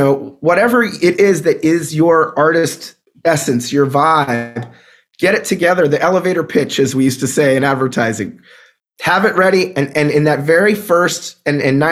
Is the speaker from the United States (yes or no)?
yes; Pittsburgh, Pennsylvania, United States; also born or lived in Brooklyn, New York; now in Bay Area, United States; I grew up in Pittsburgh, Pennsylvania. I lived in Brooklyn, New York for over a decade.